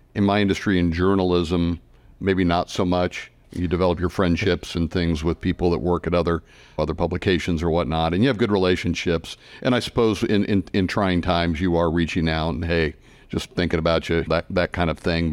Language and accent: English; Midwest, United States; I'm a Midwesterner by heart and have lived there my whole life